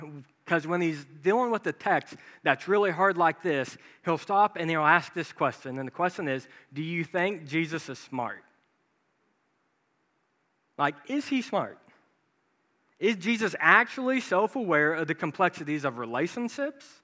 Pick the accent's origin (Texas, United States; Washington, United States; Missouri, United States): Missouri, United States; Branson; I grew up in Branson, Missouri